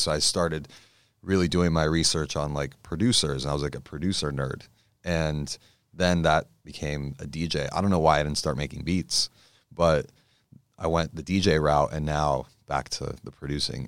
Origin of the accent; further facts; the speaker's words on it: Los Angeles, California, United States; I grew up in Encino, so it's somewhere around there